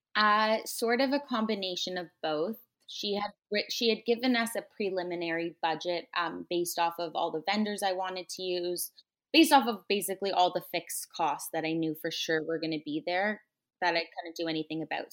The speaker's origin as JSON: {"language": "English", "town": "Toronto", "region": "Ontario", "country": "Canada", "tie": "born or raised there", "also_born_or_lived": "New York", "said": "I grew up in Toronto"}